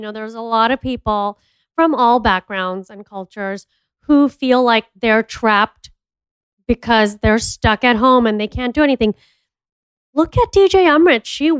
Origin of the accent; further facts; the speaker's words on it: Jakarta, Indonesia; because I grew up in Jakarta and my grandparents lived in Dubai.